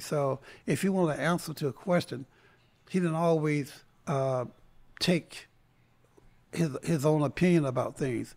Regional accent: Tarboro, North Carolina, United States; also born or lived in Greensboro, North Carolina; I grew up in Tarboro, North Carolina

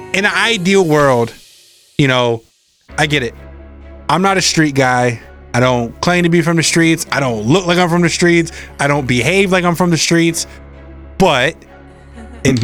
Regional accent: East Coast, United States; I'm from the East Coast

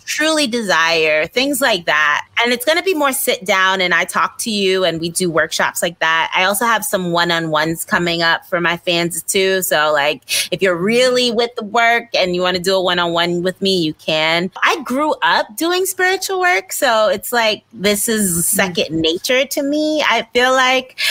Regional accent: New York City, New York, United States; moved away as an adult; now in Los Angeles, United States; growing up in Brooklyn and all the things that I've gone through.

